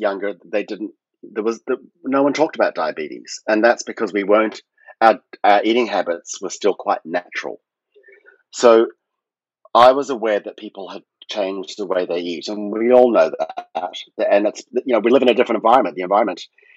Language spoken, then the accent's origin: English; Fiji; moved away; also born or lived in New York; when I was a kid growing up in Fiji